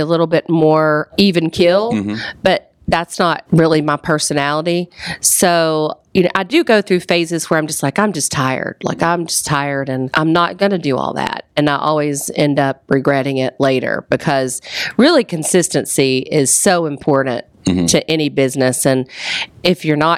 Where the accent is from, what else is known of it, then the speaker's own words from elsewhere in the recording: the South, United States; moved away as an adult; also born or lived in New York City, United States / Atlanta, United States / North Carolina, United States; I wanted to get back to the South